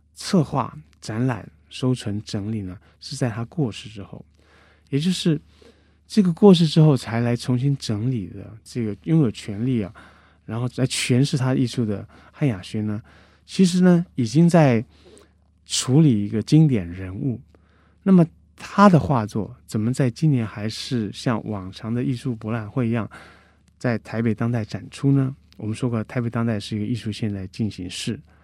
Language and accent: Chinese; Guangdong, China; 我是广东人，我在山谷里面跟他用广东腔对来对去